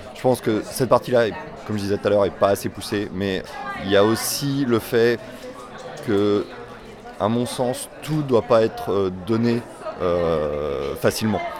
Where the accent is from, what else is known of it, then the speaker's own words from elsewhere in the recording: Nantes, Pays de la Loire, France; je viens de Nantes